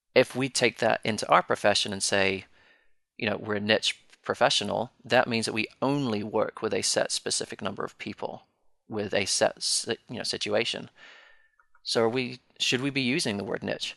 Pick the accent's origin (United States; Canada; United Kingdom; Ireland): United Kingdom; Being British